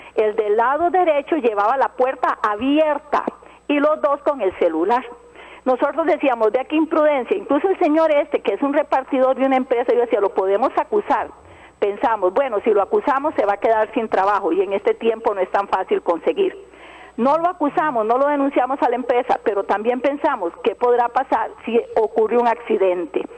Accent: Alajuela, Costa Rica; yo soy de Alajuela y conozco muy bien a calle ancha

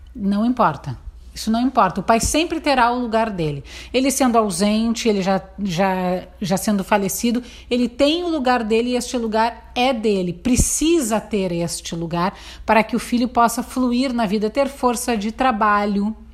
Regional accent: Porto Alegre, Rio Grande do Sul, Brazil; moved away as an adult; now in Santo Antônio da Patrulha, Brazil; Nasci na cidade de Porto Alegre

